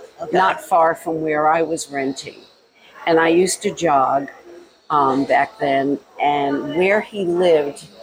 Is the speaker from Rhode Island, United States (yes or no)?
yes; Rhode Island, United States; now in Florida, United States; Born and raised in Rhode Island. We came down here to get away from the winters.